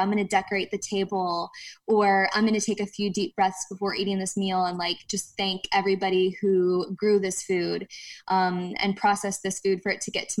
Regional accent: Ohio, United States; We're from Ohio

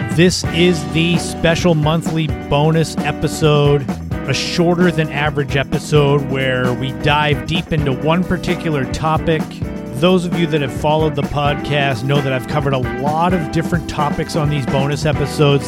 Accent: Cape Cod, Massachusetts, United States; those from my hometown, those that are from Cape Cod, from the area

